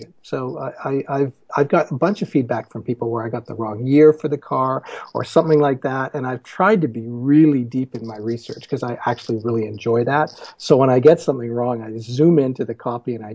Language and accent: English; Victoria, British Columbia, Canada; now in Seattle, United States; I'm from Victoria on Vancouver Island and Canadian, now an American as well, living in the States in Seattle